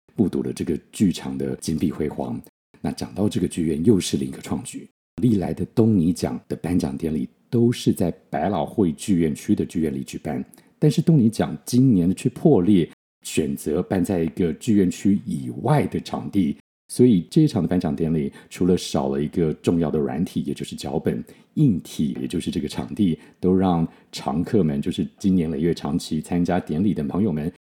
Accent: Taiwan; 我们小时候在台湾学的

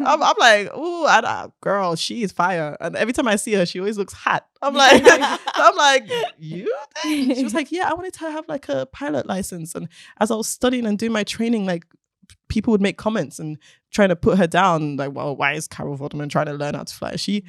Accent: Nigeria; And being Nigerian as well, it's like, but isn't that like something for a man?

